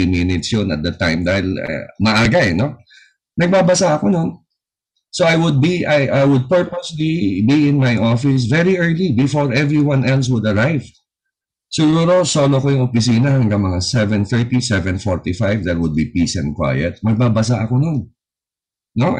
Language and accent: Tagalog; Parañaque, Metro Manila, Philippines; Taga Paranaque ako, ang opisina ko was in Tramuros